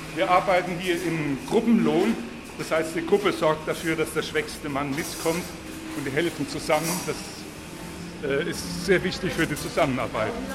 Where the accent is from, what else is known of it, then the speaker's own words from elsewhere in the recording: Würzburg, Bavaria, Germany; als Würzburger